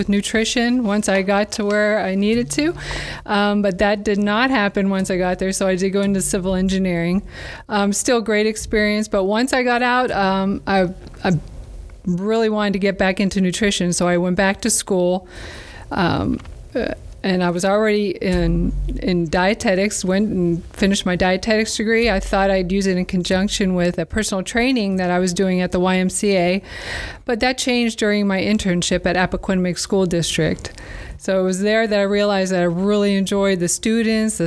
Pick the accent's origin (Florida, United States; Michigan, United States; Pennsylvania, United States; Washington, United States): Pennsylvania, United States; Erie; moved away as an adult; also born or lived in Korea / Dover, Delaware; now in Delaware, United States; I'm originally from Erie, PA, grew up there